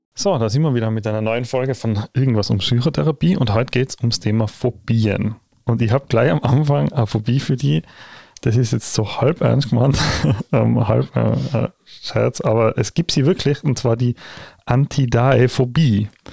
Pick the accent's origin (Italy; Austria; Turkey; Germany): Austria; Tyrol; bei uns in Tirol